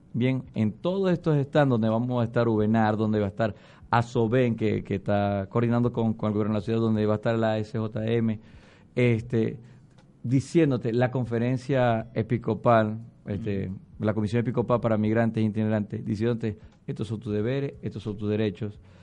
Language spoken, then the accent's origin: Spanish; Venezuela; moved away as an adult; con nuestros compatriotas venezolanos